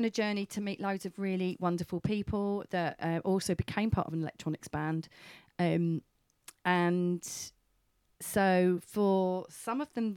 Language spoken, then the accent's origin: English; Brentwood, East of England, United Kingdom; born or raised there